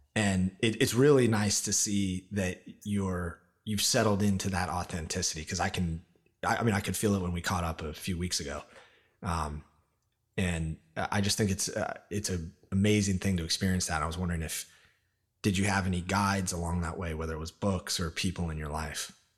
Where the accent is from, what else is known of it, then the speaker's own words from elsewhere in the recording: Olympia, Washington, United States; moved away as an adult; now in New York, United States; I grew up in Olympia, Washington, outside of Seattle